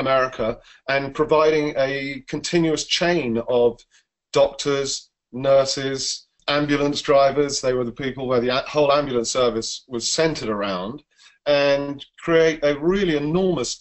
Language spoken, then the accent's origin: English; England, United Kingdom; accent: English; you can tell by my funny voice that I'm English